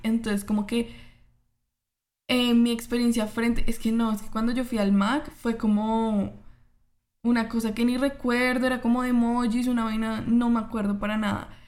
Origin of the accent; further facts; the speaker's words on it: Colombia; yo como, colombiana